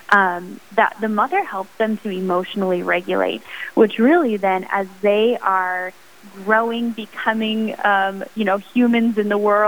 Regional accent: Sioux Falls, South Dakota, United States; I am from Sioux Falls, South Dakota, where I now reside with my husband

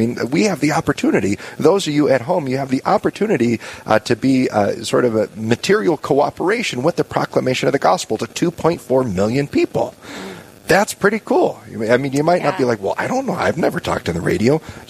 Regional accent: Fayetteville, North Carolina, United States; born there; Yeah, I'm an Air Force brat.

